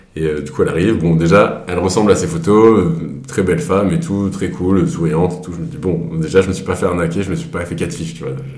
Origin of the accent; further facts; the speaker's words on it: Grenoble, Auvergne-Rhône-Alpes, France; moved away as an adult; now in Paris, France; je viens de Grenoble